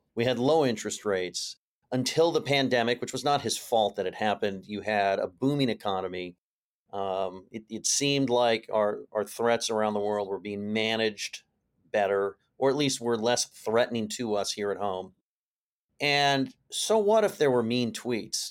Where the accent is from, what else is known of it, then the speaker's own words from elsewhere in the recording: California, United States; I come from California